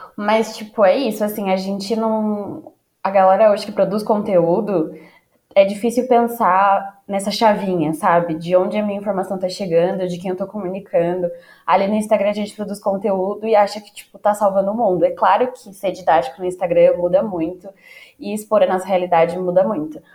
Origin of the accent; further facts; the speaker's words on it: São Paulo, Brazil; como paulistana